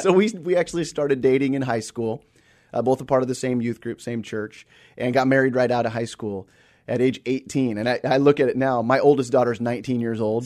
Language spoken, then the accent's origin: English; Seattle, Washington, United States; also born or lived in Australia; born and raised here in the Seattle area, born at, uh, Group Health Hospital